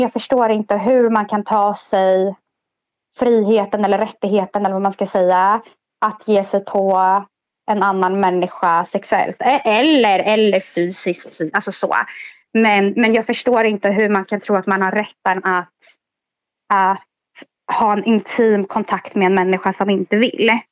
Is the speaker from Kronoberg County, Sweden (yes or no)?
no; Stockholm, Stockholm County, Sweden; jag är 27 och är född i Stockholm.